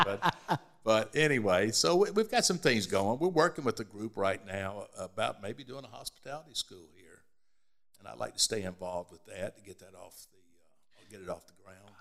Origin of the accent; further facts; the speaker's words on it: Birmingham, Alabama, United States; now in Columbia, United States; we were born here. We were raised in Birmingham, Alabama